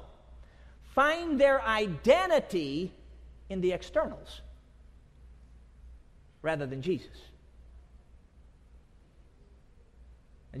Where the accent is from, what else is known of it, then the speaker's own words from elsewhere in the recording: Durango, Colorado, United States; moved away; I was born down in Durango